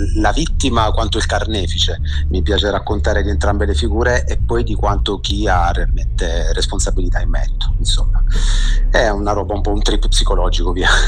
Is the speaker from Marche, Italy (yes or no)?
no; Brindisi, Apulia, Italy; now in Genoa, Italy; io vivo a Genova dal 2000 ma sono nato e cresciuto a Brindisi in Puglia